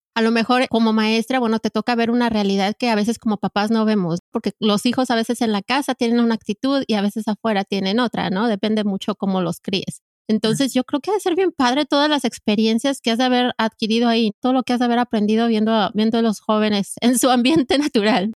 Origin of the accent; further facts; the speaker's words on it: Mexico City, Mexico; yo soy chilanga, eh, crecí en la Ciudad de México